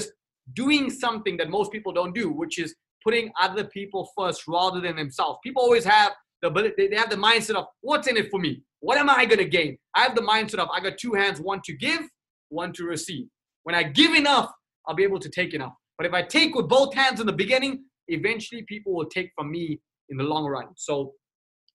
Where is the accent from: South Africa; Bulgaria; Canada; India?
South Africa; Durban, KwaZulu-Natal; moved away; also born or lived in Johannesburg, South Africa / Cape Town, South Africa; I was born and raised in South Africa. Durban, South Africa